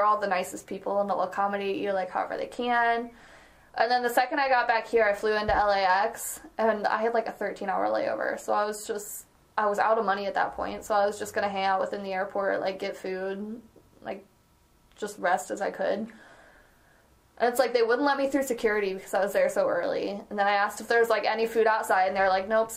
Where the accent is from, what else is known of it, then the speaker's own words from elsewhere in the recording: St. Louis, Missouri, United States; I was from St. Louis.